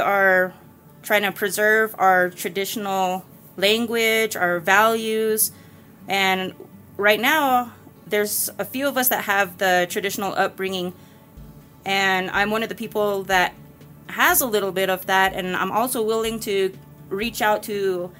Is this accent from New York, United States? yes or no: no; Mescalero, New Mexico, United States; From here, Mescalero. I was born and raised at Galerito Flats